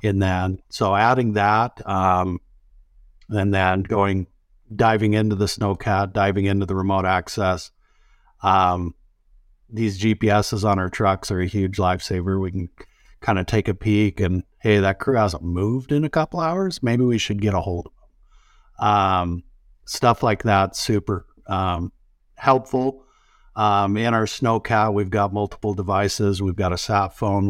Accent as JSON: {"language": "English", "region": "Utah", "country": "United States", "tie": "born or raised there", "moved": "yes", "lives_now": "Montana, United States", "said": "I grew up in the Rockies too, down, uh, state below in Utah"}